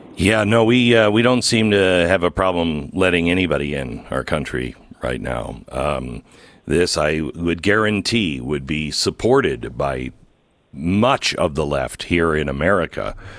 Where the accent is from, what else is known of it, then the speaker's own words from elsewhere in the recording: near the Peace Arch, Washington, United States; I grew up near the Peace Arch.